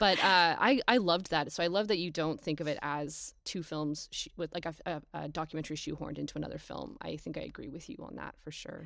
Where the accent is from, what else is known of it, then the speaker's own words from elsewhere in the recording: Canada; as an English-speaking Canadian